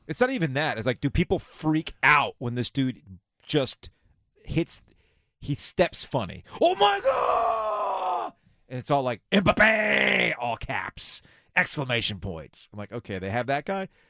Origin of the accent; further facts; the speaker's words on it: South Florida, United States; now in North Carolina, United States; I grew up in South Florida